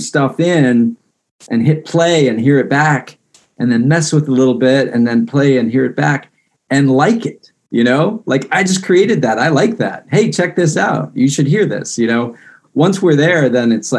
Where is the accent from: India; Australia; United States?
United States; Fairfax County, Northern Virginia; I grew up in Northern Virginia and Fairfax County